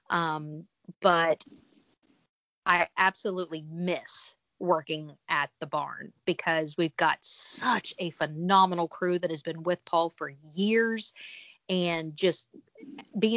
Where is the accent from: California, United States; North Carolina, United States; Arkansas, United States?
Arkansas, United States; moved away as an adult; also born or lived in Los Angeles; I'm from Arkansas